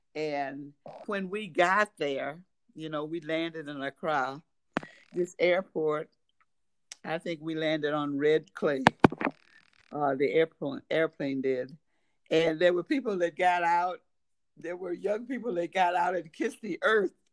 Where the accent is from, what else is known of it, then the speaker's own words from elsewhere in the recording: United States; I was a guest from the United States